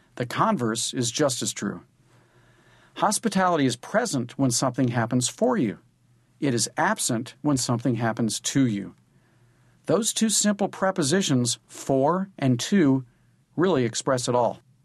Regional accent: St. Louis, Missouri, United States; Back in my hometown of Saint Louis, I was no less curious about what people ate.

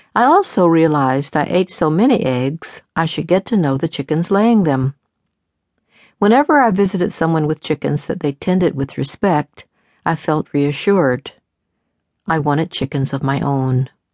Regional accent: the South, United States; I grew up in the South, where we raise chickens every year for meat and for eggs

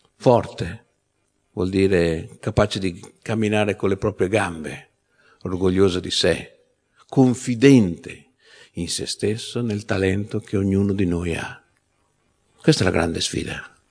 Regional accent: Veneto, Italy; moved away; nella mia terra d'origine che è il Veneto

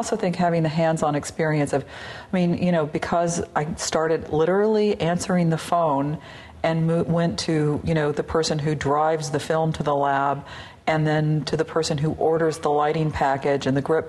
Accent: the South, United States; being a Southerner, one of the experiences I think a lot of people that grew up there share is that there is kind of a dark side, mm-hmm, to the South.

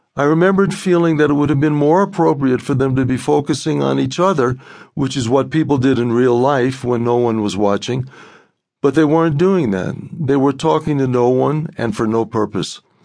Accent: New York City, New York, United States; grew up in Brooklyn

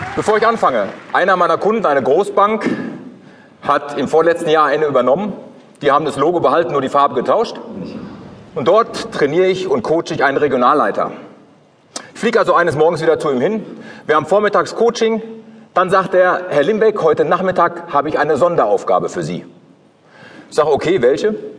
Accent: Ruhr area, North Rhine-Westphalia, Germany; aus dem Ruhrgebiet, wo ich herkomme

